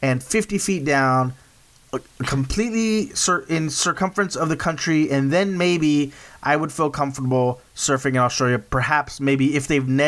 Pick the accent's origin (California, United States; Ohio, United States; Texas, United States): Texas, United States; South; growing up in South Texas